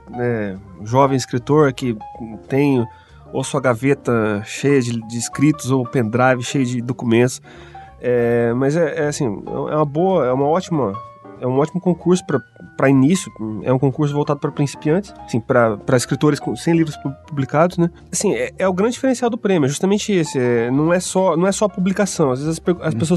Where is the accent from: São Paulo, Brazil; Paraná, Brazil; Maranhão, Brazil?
Paraná, Brazil; Maringá; sou da terra, sou de Maringá